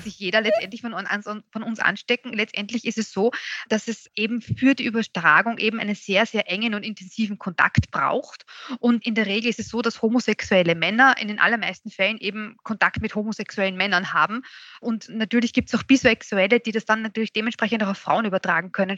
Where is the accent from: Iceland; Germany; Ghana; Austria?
Austria; bei uns in Österreich